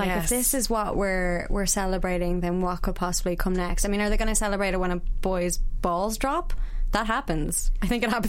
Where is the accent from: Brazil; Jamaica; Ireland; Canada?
Ireland; we're too Irish for gender reveals